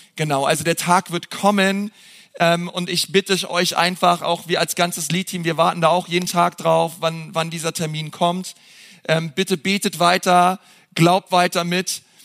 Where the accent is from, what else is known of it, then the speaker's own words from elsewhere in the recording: Berlin, Germany; wir sind halt Berliner